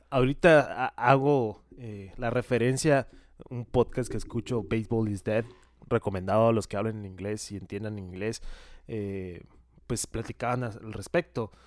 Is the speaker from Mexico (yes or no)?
yes; Mexico; Nosotros como mexicanos